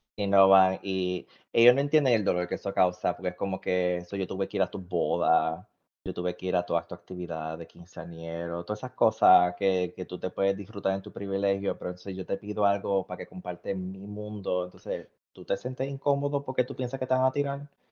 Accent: Puerto Rico; now in United States; los puertorriqueños nosotros somos cariñosos

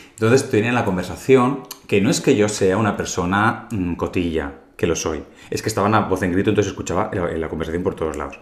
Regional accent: Calahorra, La Rioja, Spain; now in Madrid, Spain; mi pueblo

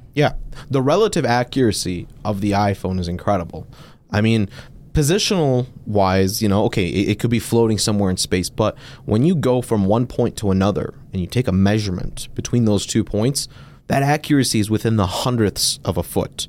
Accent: Detroit, Michigan, United States; I'm, uh, born and raised in Detroit, um, native Michigander

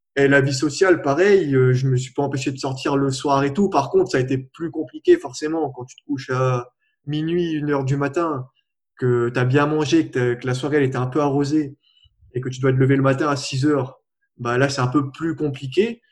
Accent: La Plaine-des-Palmistes, Réunion; je viens de la Réunion, de la plaine des Palmistes en plus

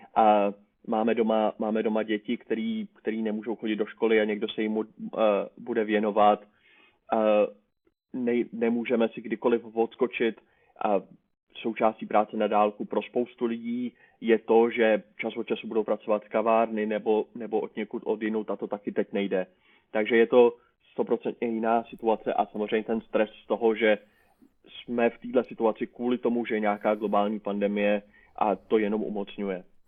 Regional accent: Prague, Czechia; jsem z Prahy

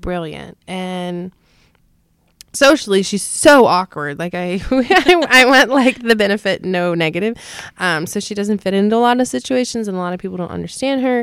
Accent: North Carolina, United States; moved away as an adult; also born or lived in Hilo, Hawaii; now in San Antonio, United States; I grew up in North Carolina till I was eighteen

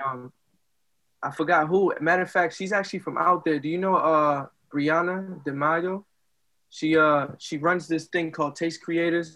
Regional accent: Lawrence, Massachusetts, United States; born or raised there; also born or lived in Dominican Republic

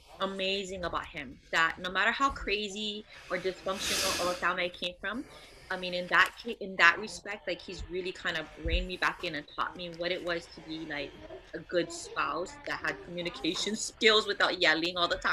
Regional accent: Hawaii, United States; growing up in Hawaii, we don't have you're not taught about how to have a healthy relationship

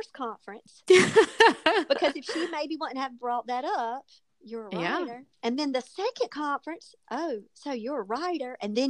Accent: the South, United States; I'm from the South

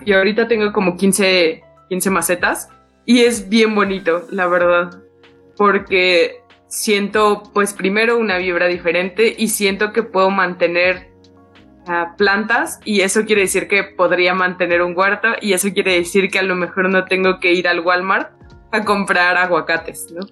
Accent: Mexico City, Mexico; toda mi infancia y adolescencia viví en Iztapalapa

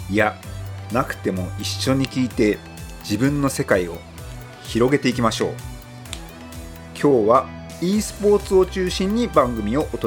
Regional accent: Tomakomai, Hokkaido, Japan; 今はあの西側の方に住んですけども、はいはい、あの父と母は豊川町に住んでまして、はい、僕は豊川町で幼少期過ごしたんですけども

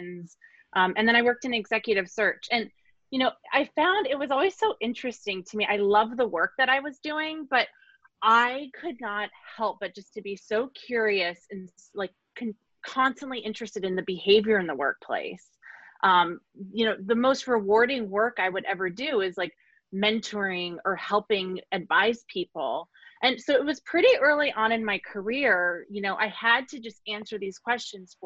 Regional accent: Arizona, United States; now in San Francisco, United States; I grew up in Arizona, where you really have to look for leaves changing.

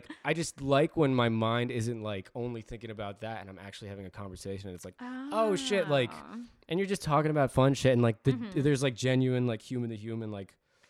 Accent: New Jersey, United States; I always say I'm from Jersey, even when someone from New York asks.

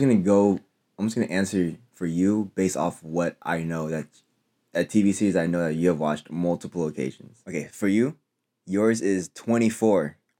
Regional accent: Philippines; I'm Filipino

